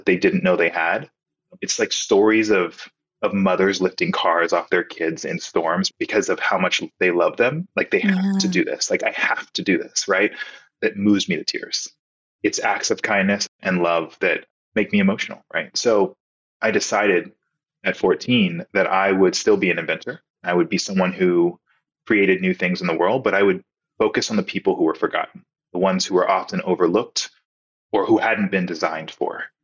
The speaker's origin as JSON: {"language": "English", "region": "Texas", "country": "United States", "tie": "born or raised there", "also_born_or_lived": "Nebraska", "said": "my home state of Texas"}